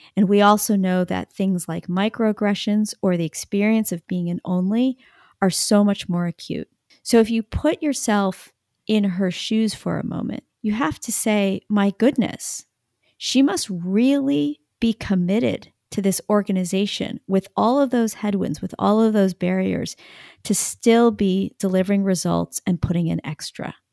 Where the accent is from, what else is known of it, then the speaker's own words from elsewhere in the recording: United States; I am Asian American